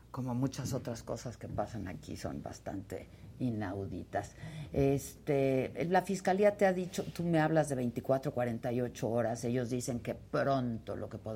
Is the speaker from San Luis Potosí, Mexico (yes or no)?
no; Tijuana, Baja California, Mexico; Oigan, este, ¿ha ido a Tijuana?